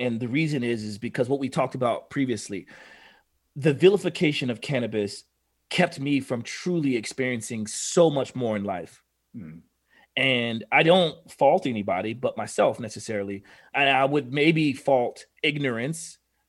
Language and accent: English; Oklahoma, United States; I'm from Oklahoma.